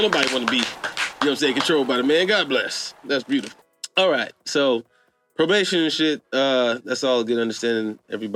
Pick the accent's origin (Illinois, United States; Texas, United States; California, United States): Illinois, United States; Chicago; growing up in the Chicagoland area